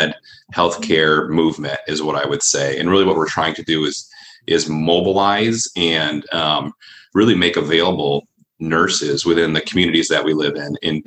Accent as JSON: {"language": "English", "town": "Allegan", "region": "Michigan", "country": "United States", "tie": "born or raised there", "also_born_or_lived": "Grand Rapids, Michigan", "said": "So I grew up in Allegan, just south here of Grand Rapids, and found my way up to the city through college"}